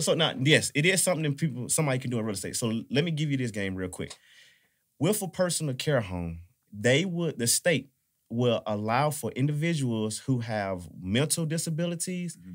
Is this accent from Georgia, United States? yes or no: yes; Atlanta, Georgia, United States; I'm from Atlanta